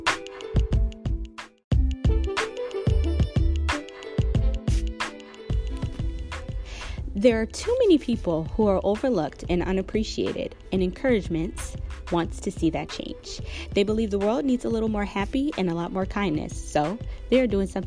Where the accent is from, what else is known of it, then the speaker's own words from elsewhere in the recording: Seattle, Washington, United States; my hometown, Seattle, Washington